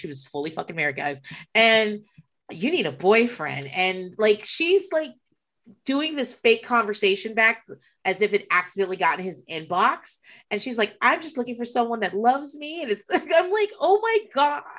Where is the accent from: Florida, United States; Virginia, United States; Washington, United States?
Virginia, United States; southeastern; I grew up in um, southeastern Virginia